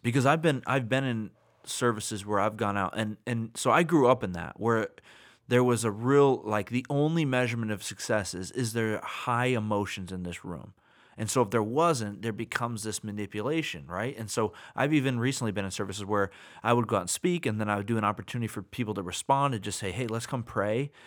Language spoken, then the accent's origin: English; United States; I'm American